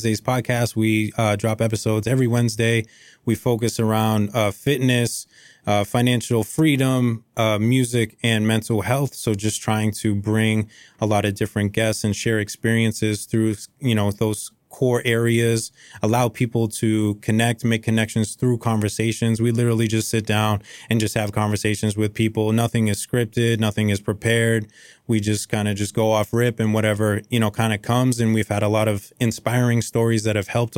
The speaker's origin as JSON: {"language": "English", "town": "Lowell", "region": "Massachusetts", "country": "United States", "tie": "born or raised there", "said": "I was born and raised in Lowell, Mass"}